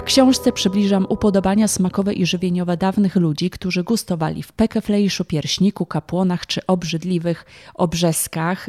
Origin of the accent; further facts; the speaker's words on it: Kraków, Lesser Poland, Poland; pochodzę z Krakowa, więc w tym momencie odnoszę się właśnie do mojego rodzinnego miasta